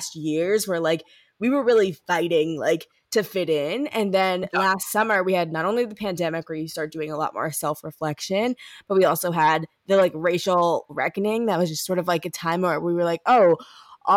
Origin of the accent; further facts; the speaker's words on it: Ferguson, Missouri, United States; moved away as an adult; also born or lived in Illinois; I'm from Ferguson. So like where Mike Brown was shot like 2 miles from my house.